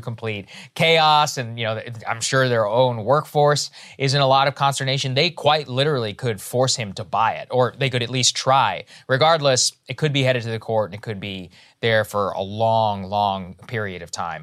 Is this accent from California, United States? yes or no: no; Texas, United States; moved away; back in my home state